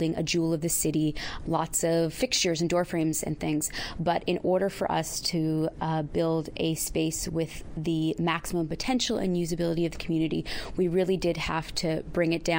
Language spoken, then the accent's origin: English; Seal Cove, Newfoundland and Labrador, Canada; moved away as an adult; now in Victoria, Canada; I'm from Seal Cove